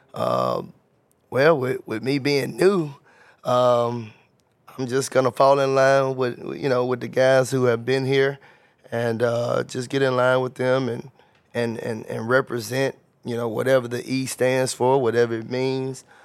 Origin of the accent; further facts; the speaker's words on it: Covington, Tennessee, United States; moved away as an adult; also born or lived in Memphis, Tennessee; I'm from Covington, Tennessee. Graduated from Covington, Tennessee